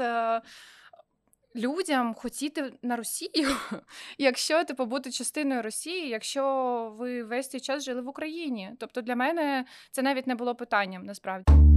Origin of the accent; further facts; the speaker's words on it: Sevastopol, Crimea, Ukraine; moved away as an adult; also born or lived in Kyiv; now in Israel; я типу росла в Севастополі